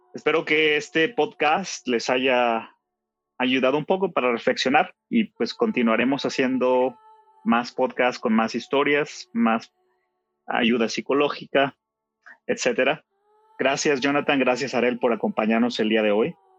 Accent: Mexico; en mi país, en México

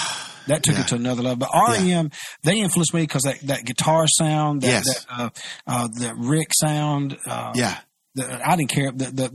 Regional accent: Mississippi, United States; we grew up in Mississippi

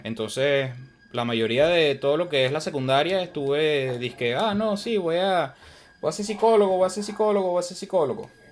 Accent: Venezuela; now in United States

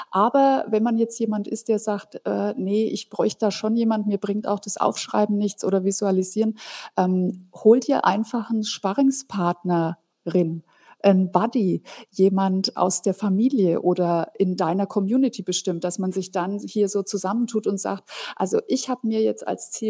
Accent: Fürth, Bavaria, Germany; aus der Stadt, wo ich herkomme. Das ist die Kleeblattstadt Fürth bei Nürnberg.

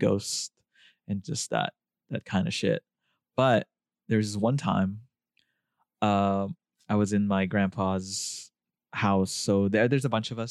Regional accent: Philippines; moved away; I grew up in the Philippines

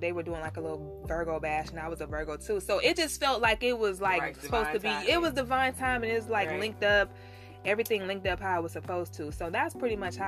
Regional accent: Palm Beach, Florida, United States; moved away; also born or lived in Tallahassee; I'm from Palm Beach

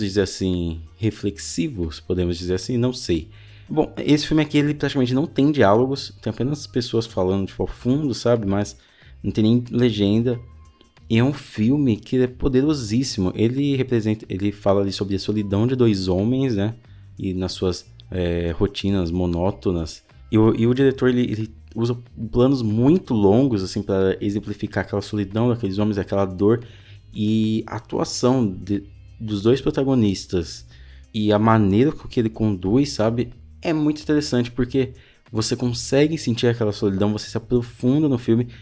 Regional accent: São Paulo, Brazil; Eu sou de São Paulo, da cidade de São Paulo, só que eu moro no extremo leste

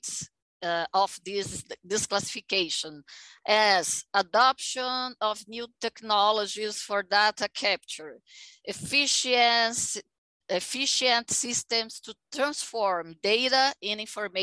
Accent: Aracaju, Sergipe, Brazil; English is a second language; now in São Paulo, Brazil; I was born in Aracaju

